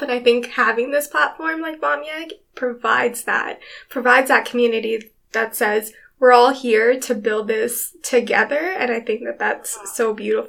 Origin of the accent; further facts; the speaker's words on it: Edmonton, Alberta, Canada; I'm born and raised in Edmonton, 32